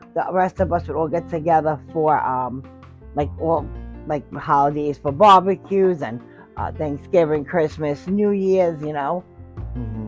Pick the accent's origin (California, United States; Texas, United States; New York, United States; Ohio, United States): New York, United States; New York City; also born or lived in Hoboken, New Jersey; I grew up in Staten Island, New York. I was born in Hoboken